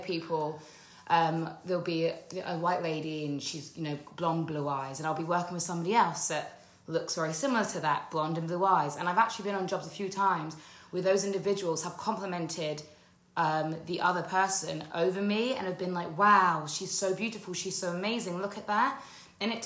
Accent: United Kingdom; I grew up in just outside of London in a predominantly white area

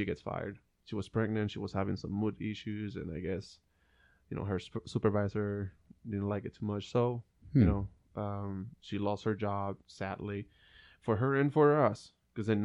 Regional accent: Puerto Rico; moved away as an adult; now in Ohio, United States; We are from Puerto Rico.

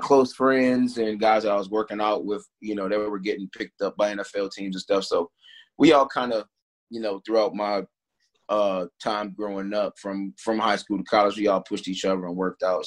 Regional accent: Reston, Virginia, United States; I'm from Reston, Virginia. I went to South Lakes High School.

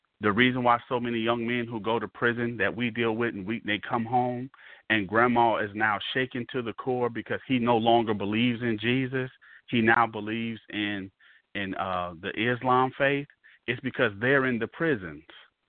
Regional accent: Mississippi, United States; It didn't matter that you lived in Chicago and I'm from Mississippi.

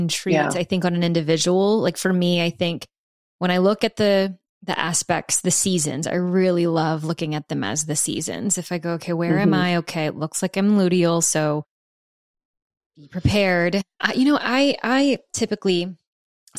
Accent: the South, United States; I'm from the South

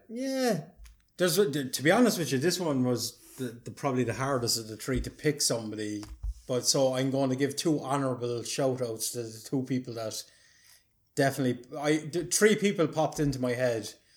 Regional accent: Ireland; being an Irish person

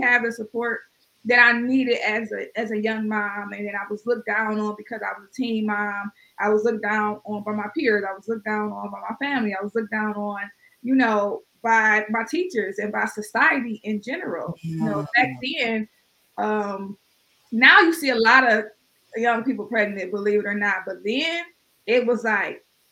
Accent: East Cleveland, Ohio, United States; Although I'm from Cleveland, I grew up in East Cleveland, which is one of the rougher neighborhoods in Cleveland

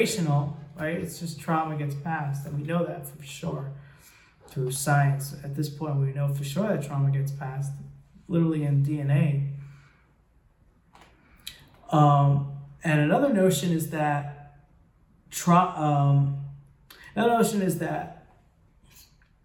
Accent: United States; I grew up in America

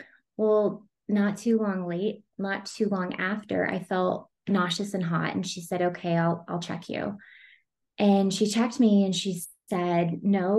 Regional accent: Amarillo, Texas, United States; now in Colorado Springs, United States; I'm from Texas, but I live in Colorado Springs.

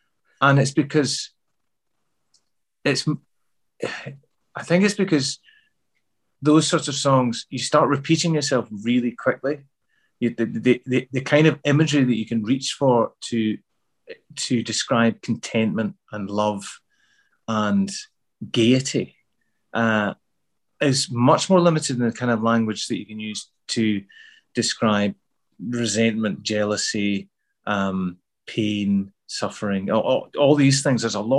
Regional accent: Glasgow, Scotland, United Kingdom; accent: Glasgow; also born or lived in Midlands; back to Glasgow in the mid 70s, I didn't feel like I fitted in at all. You know, I had to change my accent back from, because I had a Midlands accent when I was a kid. So I had to sort of change that back to a Glasgow accent

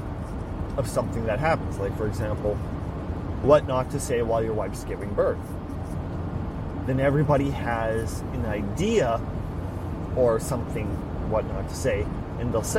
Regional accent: Saskatchewan, Canada; I'm Canadian, I'm from Saskatchewan

